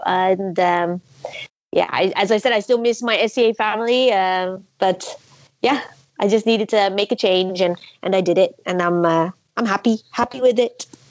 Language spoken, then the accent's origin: English; Netherlands; I'm from the Netherlands. I uh, currently live in Amsterdam